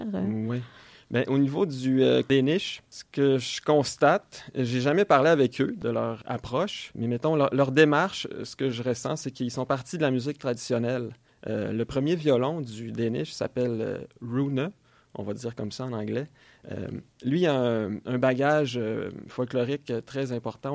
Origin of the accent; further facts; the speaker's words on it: Quebec, Canada; en grandissant au Québec